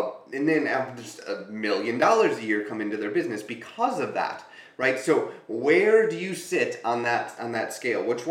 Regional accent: Green Bay, Wisconsin, United States; I grew up in Green Bay

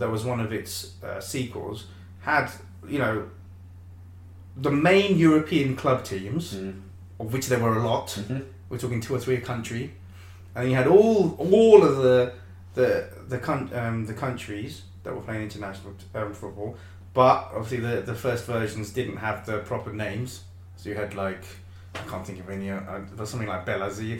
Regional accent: Welsh, Wales, United Kingdom; I'm Welsh

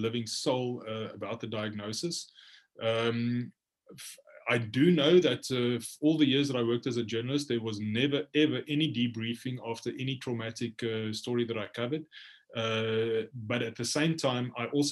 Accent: South Africa; also born or lived in Khartoum, Sudan; my home country

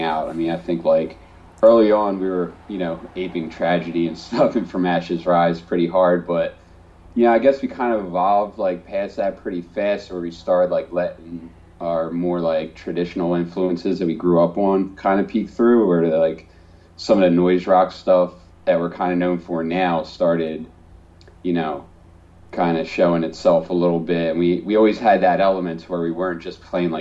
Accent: New Jersey, United States; being from South Jersey, it is kind of like you don't really, you're in the shadow of Philly

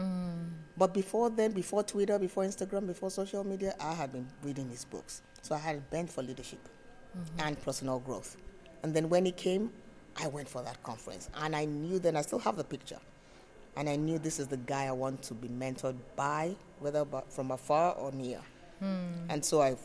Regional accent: Nigeria; I am from Nigeria

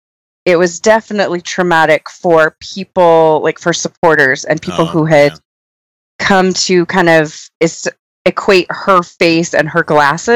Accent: California, United States; now in Utah, United States; I'm from California, but I've been here long enough and married a native

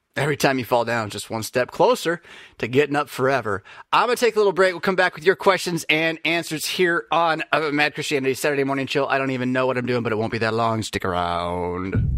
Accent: United States; I'm an American just like you

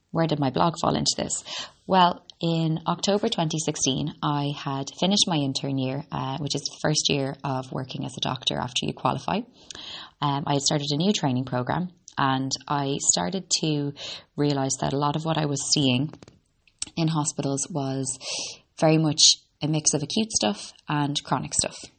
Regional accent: Ireland; also born or lived in Boston, United States; I'm an Irish girl. I was born in Boston and grew up in Ireland.

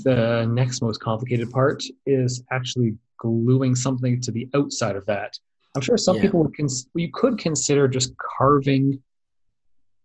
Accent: Canada; we're Canadian

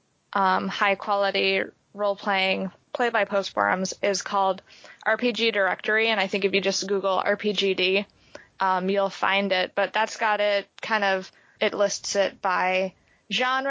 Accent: East Coast, New York, United States; moved away as an adult; also born or lived in Springfield, Ohio; in high school, I was growing up on the East Coast

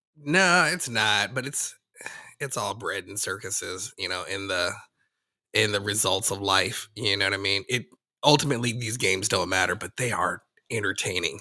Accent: Denver, Colorado, United States; I'm from Denver

